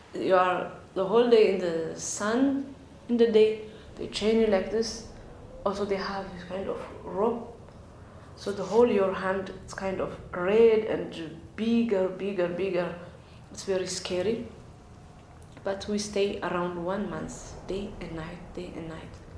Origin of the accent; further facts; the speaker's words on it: Asmara, Eritrea; moved away; I came from Eritrea, East Africa. Uh, I was born in Asmara, capital city of uh, Eritrea. So when I was eight years old, I started to attend in Orthodox church